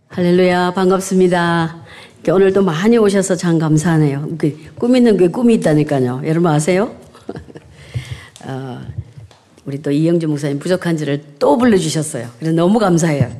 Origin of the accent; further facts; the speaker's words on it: South Korea; now in United Kingdom; 시골에서 태어나서